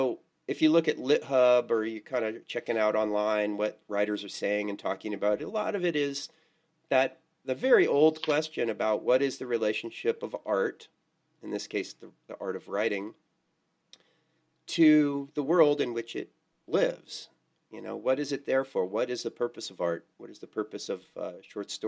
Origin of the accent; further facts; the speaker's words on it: California, United States; now in Quad Cities, United States; my biggest public identity is that I'm from California